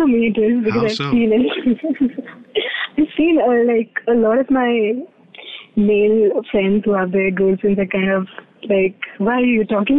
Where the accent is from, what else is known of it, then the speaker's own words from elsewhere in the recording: Meerut, Uttar Pradesh, India; moved away as an adult; now in Delhi, India; Oh, my hometown is Meerut.